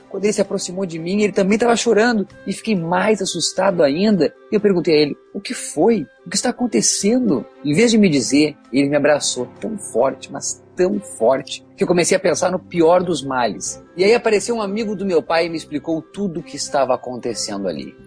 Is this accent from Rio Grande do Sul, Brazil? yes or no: yes; Rio Grande do Sul, Brazil; como gaúcho aqui